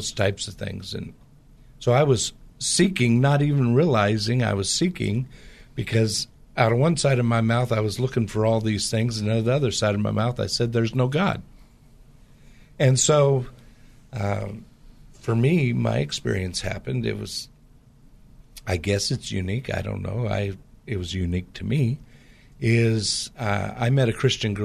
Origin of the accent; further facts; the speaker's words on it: Portland area, Pacific Northwest, United States; I grew up in the Pacific Northwest, which has a lot of the same type of culture in the Portland area as the Bay Area does